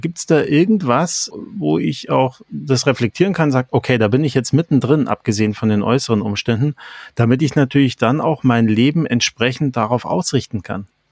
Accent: Germany; Mann, geboren 1970 in Deutschland

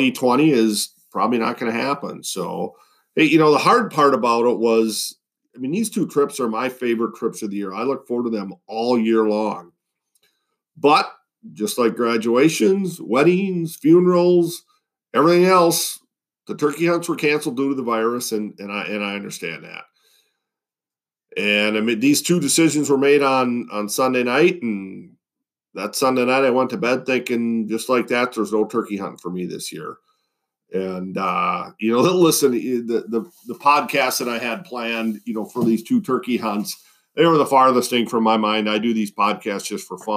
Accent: Western Wisconsin, United States; moved away; trout fishing in a little stream in my hometown

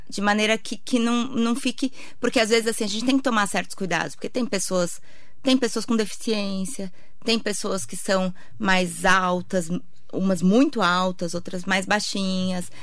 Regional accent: Santa Isabel, São Paulo, Brazil; moved away as an adult; also born or lived in Mogi das Cruzes / Ceará; eu sou de Santa Isabel

